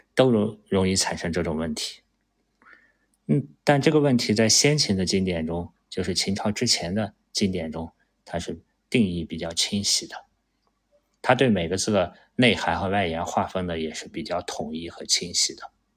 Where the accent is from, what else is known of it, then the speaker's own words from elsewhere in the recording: China; 作为一个中国人